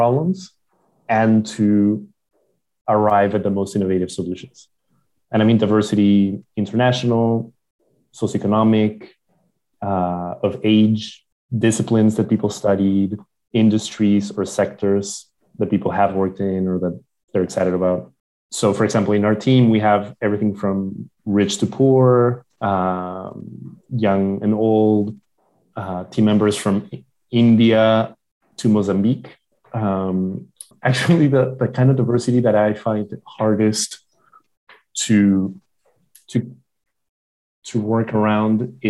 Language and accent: English; Lima, Peru; moved away; also born or lived in San Francisco / Johannesburg; I'm from Lima.